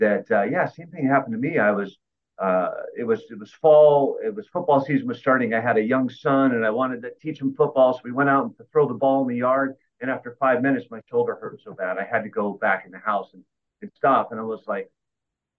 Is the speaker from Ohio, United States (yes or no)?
no; Clearwater, Florida, United States; I grew up in Clearwater right up the street, so it's home to me